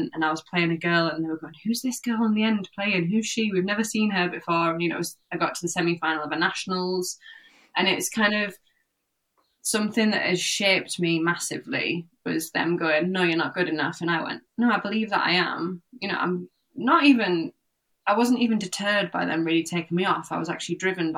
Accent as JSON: {"language": "English", "area": "Cumbria", "region": "North West England", "country": "United Kingdom", "tie": "born or raised there", "said": "I grew up in Cumbria, north of Cumbria"}